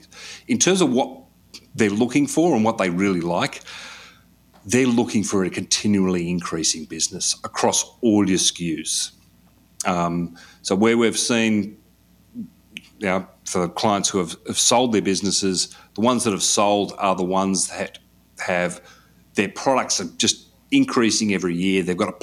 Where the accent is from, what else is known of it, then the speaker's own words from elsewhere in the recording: Australia; For being an Australian, you needed to have a social security number to get onto